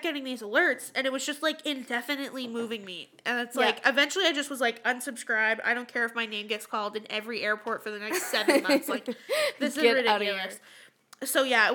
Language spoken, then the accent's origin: English; Canada; I'm like, fucking, Canada